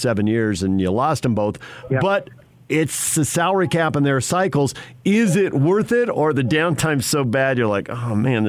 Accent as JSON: {"language": "English", "town": "San Diego", "region": "California", "country": "United States", "tie": "born or raised there"}